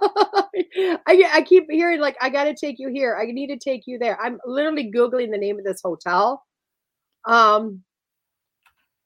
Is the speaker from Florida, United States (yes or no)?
no; Wisconsin, United States; although I've lived in Wisconsin my whole life